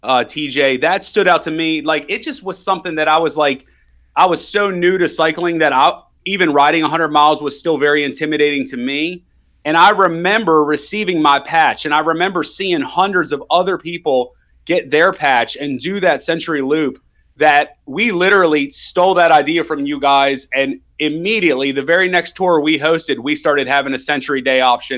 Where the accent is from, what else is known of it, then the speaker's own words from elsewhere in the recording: Maryland, United States; I grew up in Maryland, and I had never really seen that.